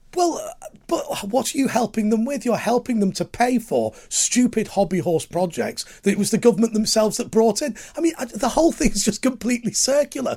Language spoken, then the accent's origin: English; Lancashire coalfield, North West England, United Kingdom; I grew up on the Lancashire coalfield